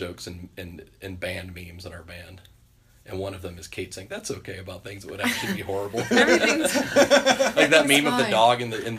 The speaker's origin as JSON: {"language": "English", "region": "Kentucky", "country": "United States", "tie": "born or raised there", "said": "I grew up in Kentucky"}